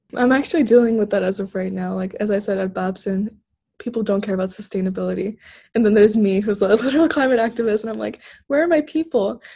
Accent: Turkey; moved away; growing up in Turkey

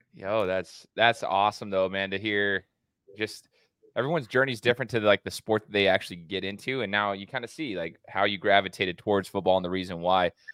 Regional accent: Treasure Valley, Idaho, United States; born and raised in the Treasure Valley

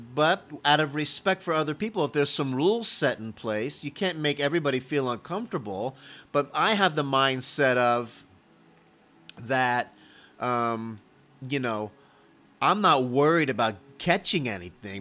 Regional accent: Miami, Florida, United States; now in Dallas, United States; Growing up in Miami

